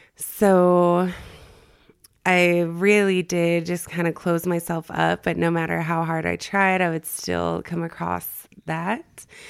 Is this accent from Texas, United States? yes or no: yes; El Paso, Texas, United States; moved away as an adult; also born or lived in Northern California; now in Utah, United States; I grew up in El Paso, Texas. Um, I moved to Northern California when I was eighteen and lived there for about nine or ten years, and now I'm here in Utah